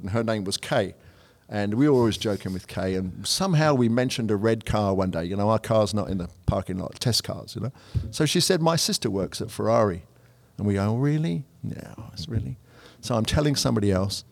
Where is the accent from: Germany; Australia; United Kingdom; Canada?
United Kingdom; England; moved away as an adult; now in United States; coming as an English guy